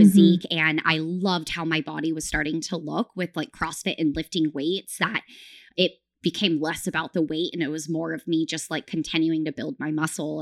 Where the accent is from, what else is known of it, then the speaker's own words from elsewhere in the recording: near Sacramento, Northern California, United States; I grew up in Northern California, very close to Sacramento